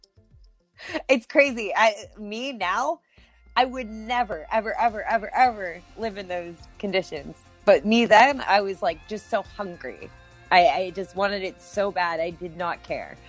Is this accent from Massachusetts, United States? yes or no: no; Pittsburgh, Pennsylvania, United States; moved away as an adult; my hometown of Pittsburgh, PA